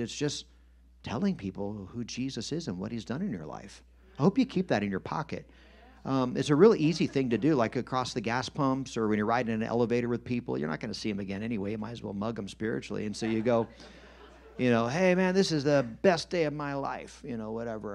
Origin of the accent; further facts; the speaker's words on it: United States; us as American Christians.